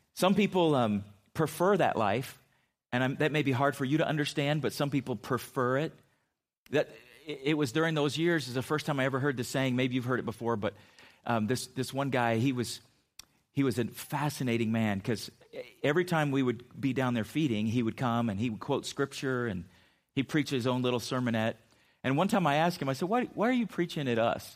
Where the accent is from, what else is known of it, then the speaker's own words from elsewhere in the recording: San Diego, California, United States; I grew up in San Diego